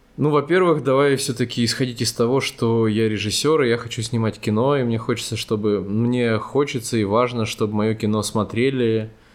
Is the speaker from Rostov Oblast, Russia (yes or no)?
yes; Rostov-on-Don, Rostov Oblast, Russia; moved away as an adult; now in Yerevan, Armenia; Я же родом из Ростова-на-Дону